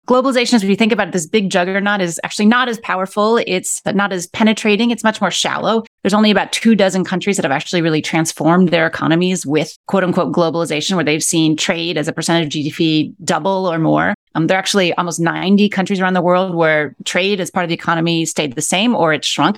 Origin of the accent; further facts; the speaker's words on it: Akron, Ohio, United States; moved away as an adult; also born or lived in Mexico City / Buenos Aires; now in New York City, United States; I grew up in Akron, Ohio, which is in the Midwest of the United States.